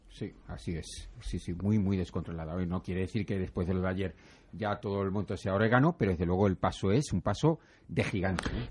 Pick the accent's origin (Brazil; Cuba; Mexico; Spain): Spain